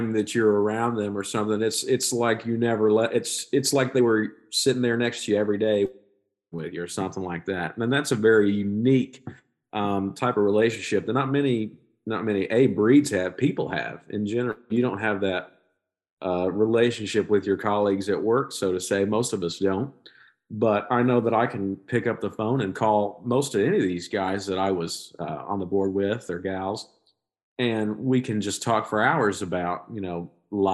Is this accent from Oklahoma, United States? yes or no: yes; Skiatook, Oklahoma, United States; This is my hometown